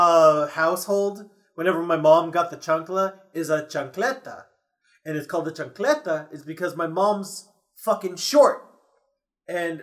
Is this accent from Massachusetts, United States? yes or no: yes; Massachusetts, United States; I'm from Massachusetts